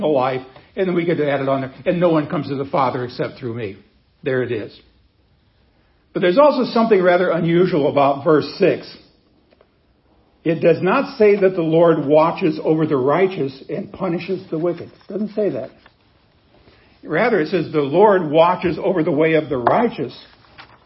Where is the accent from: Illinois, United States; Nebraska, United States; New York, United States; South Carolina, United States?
Nebraska, United States; I grew up in Nebraska where they have wheat